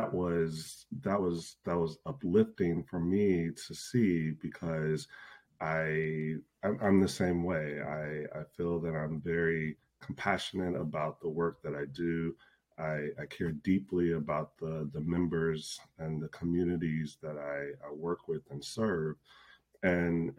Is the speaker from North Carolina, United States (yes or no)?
no; Chicago, Illinois, United States; moved away as an adult; now in Minneapolis, United States; I grew up in the Chicago area